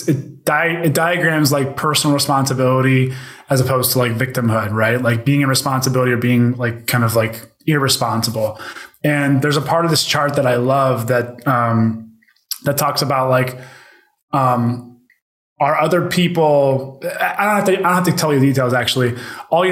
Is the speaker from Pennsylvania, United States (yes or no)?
yes; Pittsburgh, Pennsylvania, United States; also born or lived in Youngstown, Ohio; I grew up in Pittsburgh where like football is king